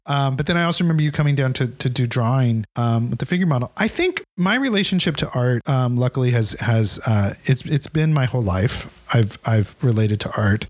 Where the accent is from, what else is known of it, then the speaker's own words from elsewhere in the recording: Ridgefield, Washington, United States; Ridgefield, Washington. It's okay. On the, it's on the Columbia River.